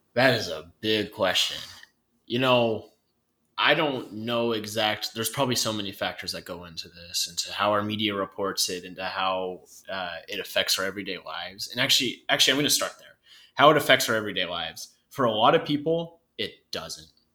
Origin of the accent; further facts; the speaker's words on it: North Idaho, United States; me growing up in North Idaho